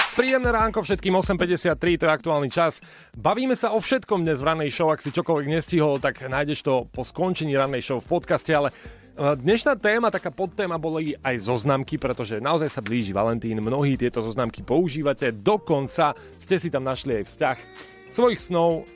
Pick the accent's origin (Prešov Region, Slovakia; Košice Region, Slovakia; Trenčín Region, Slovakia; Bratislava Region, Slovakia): Košice Region, Slovakia; Košice; ja som chlapec z Košic